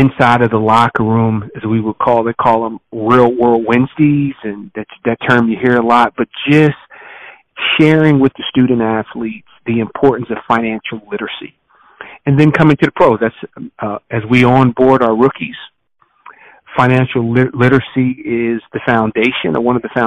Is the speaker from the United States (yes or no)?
yes; Trenton, New Jersey, United States; moved away as an adult; also born or lived in Madison, Wisconsin / Miami / Philadelphia / Buffalo; Born and raised in Trenton, New Jersey